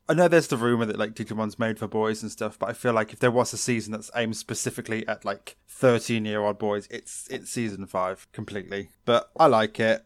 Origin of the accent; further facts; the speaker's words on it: United Kingdom; we're British